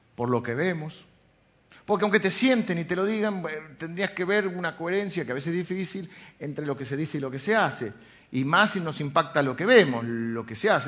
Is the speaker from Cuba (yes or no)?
no; Argentina; Nacimos en Argentina